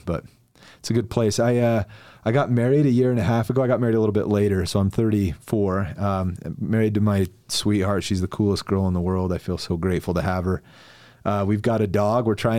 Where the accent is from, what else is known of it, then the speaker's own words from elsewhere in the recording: Mapleton, Utah, United States; Dude, I'm originally from Mapleton, okay. Utah, and I love it there.